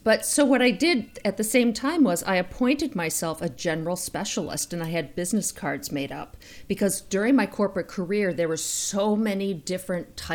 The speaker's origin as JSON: {"language": "English", "town": "Boston", "region": "Massachusetts", "country": "United States", "tie": "born or raised there", "accent": "Boston", "moved": "yes", "lives_now": "Chicago, United States", "said": "I grew up in Boston, and so the Boston accent just comes through"}